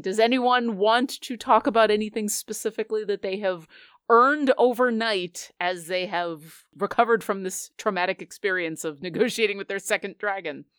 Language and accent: English; Buffalo, New York, United States; I grew up in Buffalo